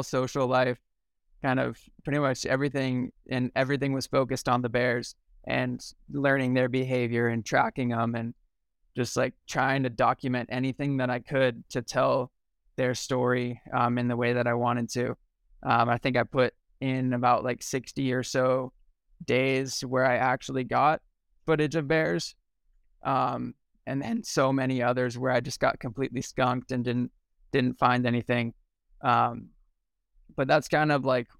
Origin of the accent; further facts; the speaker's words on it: Sacramento, California, United States; moved away as an adult; also born or lived in Lake Tahoe; I grew up in Sacramento, just outside of Tahoe